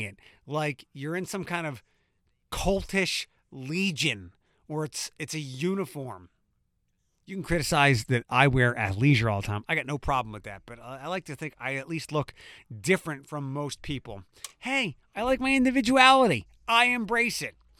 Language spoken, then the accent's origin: English; Philadelphia, Pennsylvania, United States; moved away as an adult; now in Toledo, United States; I am from Philadelphia. Um, it's my hometown.